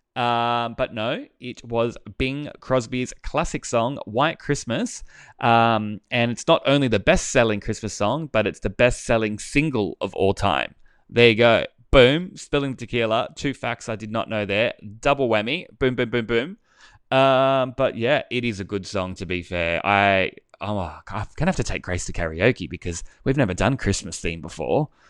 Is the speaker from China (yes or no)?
no; Australia; accent: bogan